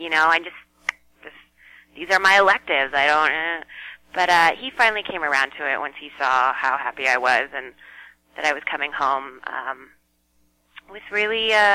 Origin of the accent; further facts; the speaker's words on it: Bay Area, California, United States; I grew up in the Bay Area